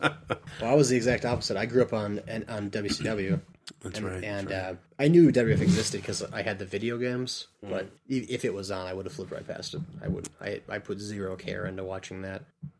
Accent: Cottage Grove, Oregon, United States; Just outside of Madison, or just outside of Eugene, Oregon. Just outside of Madison, little small town, Cottage Grove.

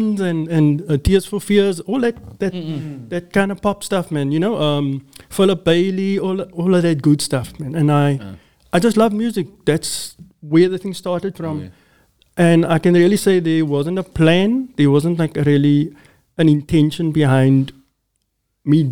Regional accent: Cape Town, Western Cape, South Africa; I grew up in Athlone, born and raised.

